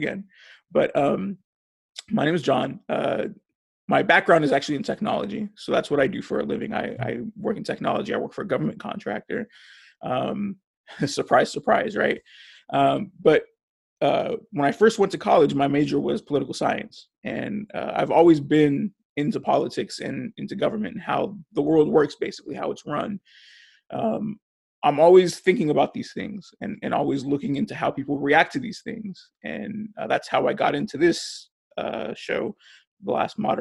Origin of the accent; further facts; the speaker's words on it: Hawthorne, California, United States; I was born and raised in Hawthorne, California